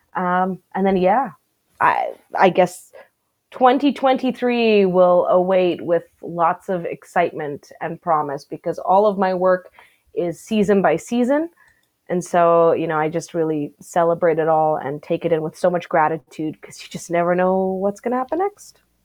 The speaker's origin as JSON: {"language": "English", "country": "South Africa", "tie": "born or raised there", "moved": "yes", "lives_now": "Canada", "said": "I grew up in South Africa"}